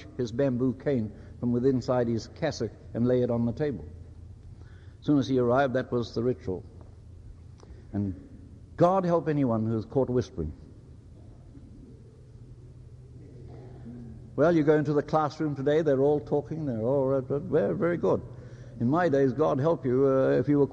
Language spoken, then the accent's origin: English; Northland, New Zealand; first language Māori; English is a second language; I was born in Taitokarau